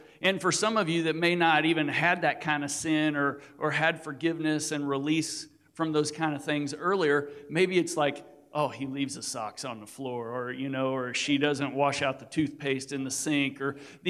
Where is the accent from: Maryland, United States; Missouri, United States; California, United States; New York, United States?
Missouri, United States; we're from Missouri. We're rednecks